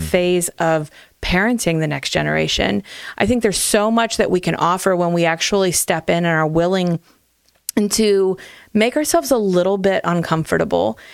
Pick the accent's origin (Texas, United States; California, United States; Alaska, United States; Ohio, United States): Ohio, United States; Hartville; I grew up in Hartville